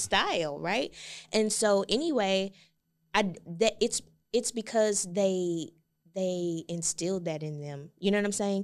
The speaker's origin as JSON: {"language": "English", "town": "Galveston", "region": "Texas", "country": "United States", "tie": "born or raised there", "said": "I'm from Galveston, it's one public high school"}